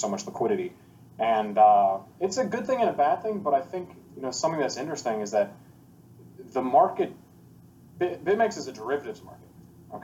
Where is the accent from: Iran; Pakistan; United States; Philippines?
United States; moved away as an adult; now in Puerto Rico; I'm American